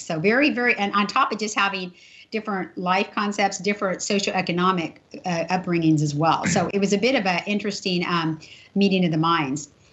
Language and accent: English; Imperial Valley, California, United States; I grew up in Imperial Valley at SDSU, San Diego State